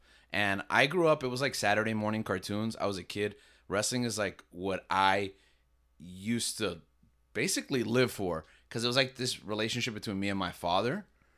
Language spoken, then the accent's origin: English; New York, United States; born there; So my dad was from New York, and I was born in New York.